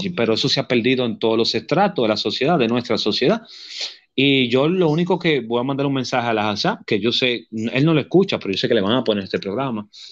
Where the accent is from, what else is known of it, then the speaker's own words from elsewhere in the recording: Dominican Republic; yo soy dominicano